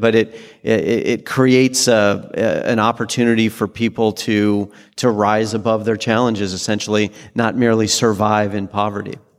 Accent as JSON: {"language": "English", "region": "Washington", "country": "United States", "tie": "born or raised there", "also_born_or_lived": "Utah", "said": "I was born in Utah and raised in Washington State"}